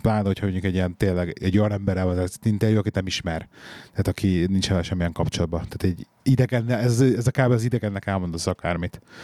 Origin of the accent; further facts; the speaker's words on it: Hungary; moved away as an adult; now in England; mi is Magyarországról vagyunk